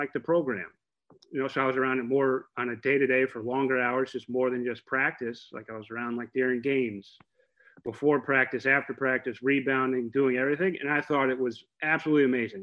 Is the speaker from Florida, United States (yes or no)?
yes; Oviedo, Florida, United States; I was pretty much raised in Oviedo. So I moved there when we were like 2 years old. So I went to Haggerty High School in Oviedo, Oviedo, Florida